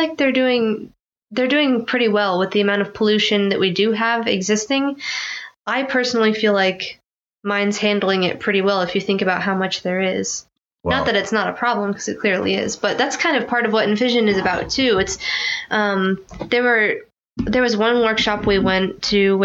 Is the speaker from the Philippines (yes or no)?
yes; Philippines; I'm Filipino